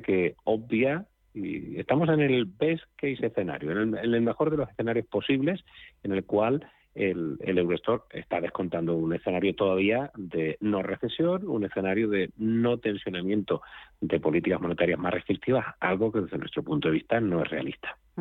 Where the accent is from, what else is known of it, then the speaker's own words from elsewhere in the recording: Spain; como español